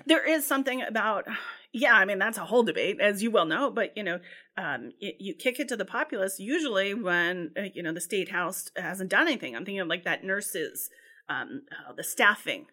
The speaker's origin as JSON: {"language": "English", "region": "Ohio", "country": "United States", "moved": "yes", "lives_now": "Massachusetts, United States", "said": "I'm from Ohio"}